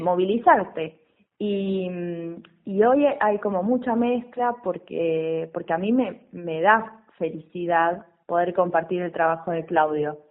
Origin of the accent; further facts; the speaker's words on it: west of Buenos Aires Province, Argentina; yo soy del oeste, de la provincia de Buenos Aires